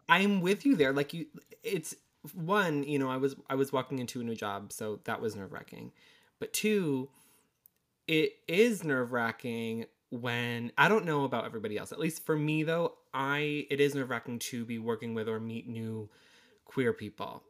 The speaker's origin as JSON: {"language": "English", "region": "Connecticut", "country": "United States", "moved": "yes", "lives_now": "Massachusetts, United States", "said": "I am from Connecticut, but currently reside in Massachusetts"}